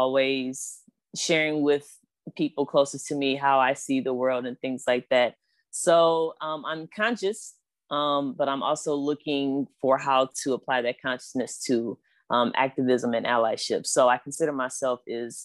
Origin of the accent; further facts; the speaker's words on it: Flint, Michigan, United States; I'm also a fellow Michigander. I'm from Flint, Michigan